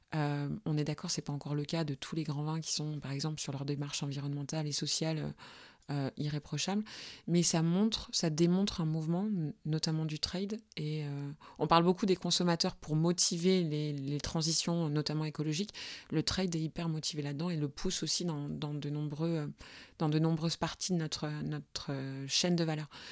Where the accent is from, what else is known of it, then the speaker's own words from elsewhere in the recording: Burgundy, Bourgogne-Franche-Comté, France; je viens de Bourgogne. Mes parents étaient vignerons en Bourgogne, mais pas euh, la Bourgogne qui fait briller les yeux, la Bourgogne de tout en bas, euh, dans les Hautes-Côtes